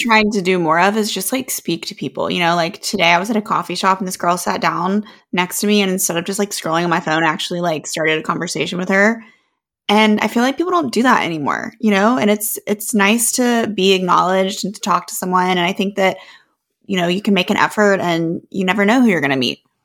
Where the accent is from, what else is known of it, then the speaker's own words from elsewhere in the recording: the South, United States; growing up in the South